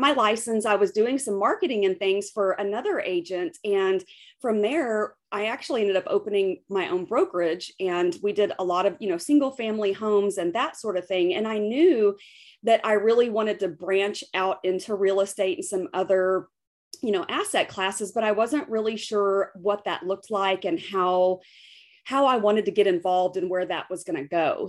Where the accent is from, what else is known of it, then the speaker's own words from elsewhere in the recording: West Texas, United States; also born or lived in United Arab Emirates; I'm from West Texas. I grew up in the oil patch.